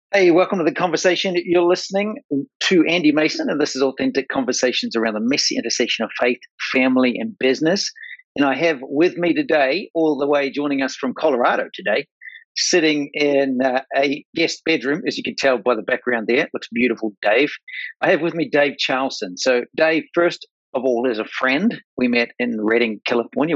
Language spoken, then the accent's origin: English; New Zealand; I'm from New Zealand. Like I'm a farm boy, redneck, New Zealand